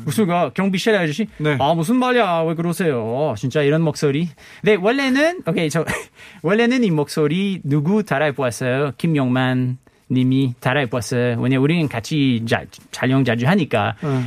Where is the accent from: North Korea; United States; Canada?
Canada; Korean is a second language; moved away as an adult; also born or lived in Montreal; now in South Korea; 캐나다에서 온